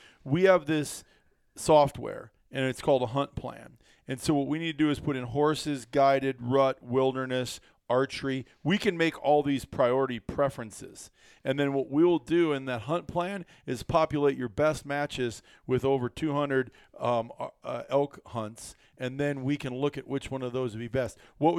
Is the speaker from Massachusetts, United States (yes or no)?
no; Iowa, United States; also born or lived in Wisconsin; I grew up in Iowa, moved to Wisconsin.